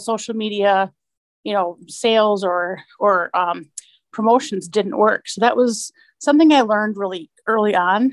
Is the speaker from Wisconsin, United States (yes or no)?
yes; Milwaukee, Wisconsin, United States; now in Appleton, United States; I'm also from Milwaukee